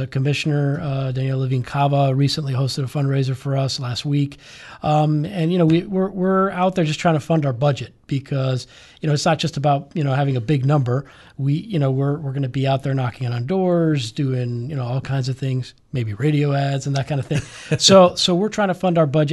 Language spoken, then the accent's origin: English; Miami, Florida, United States; I grew up here in Miami. uh, elementary, middle, high school, uh, Cuban American.